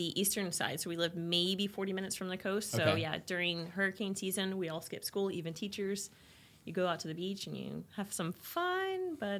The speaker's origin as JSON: {"language": "English", "town": "Orlando", "region": "Florida", "country": "United States", "said": "Yeah, Orlando."}